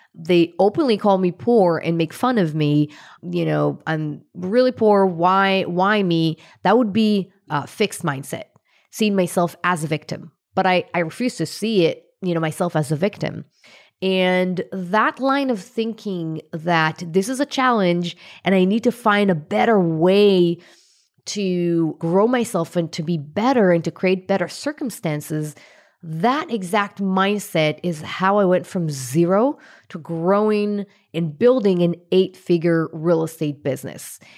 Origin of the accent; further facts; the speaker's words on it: Israel; I was born in Israel to a pretty, you know, poor family. And lack of money was one of the main things that I felt growing up